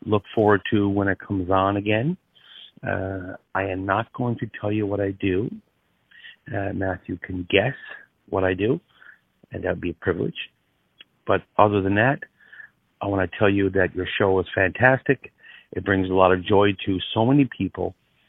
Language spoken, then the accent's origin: English; Newfoundland and Labrador, Canada; moved away; I am from Newfoundland originally. I messaged Matthew one time because I'm the original Inuit Newfie Jew.